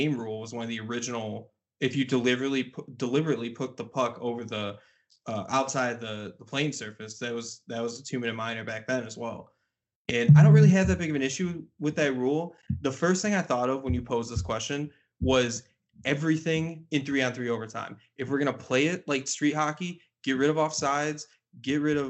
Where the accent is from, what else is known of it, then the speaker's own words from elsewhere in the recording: Detroit, Michigan, United States; moved away; I grew up kind of in the Detroit area for a while as well